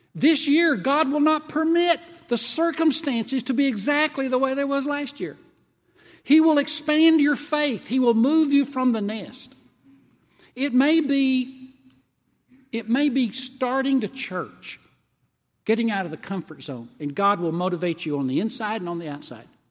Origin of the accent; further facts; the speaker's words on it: Tennessee, United States; moved away as an adult; also born or lived in Kentucky; I was from Tennessee